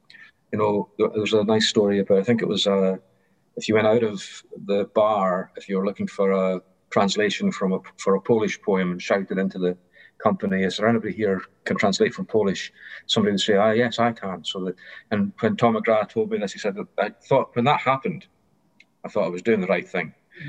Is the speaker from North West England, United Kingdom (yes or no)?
no; Airdrie, Scotland, United Kingdom; born there; also born or lived in Kent / Glasgow; And I was born in Airdrie, Lanarkshire, darkest post-industrial Lanarkshire, so that atmosphere was not unfamiliar to me. But I had been to school in Kent